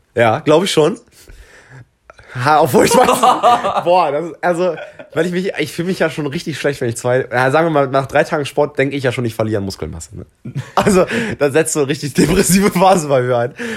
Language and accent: German; Hanover, Lower Saxony, Germany; wir kommen ja beide aus Hannover